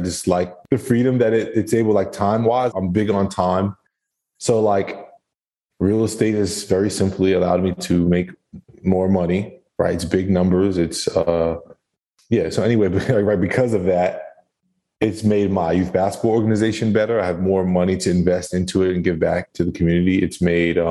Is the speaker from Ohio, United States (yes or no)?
no; New Jersey, United States; moved away as an adult; now in Tampa, United States; I'm from New Jersey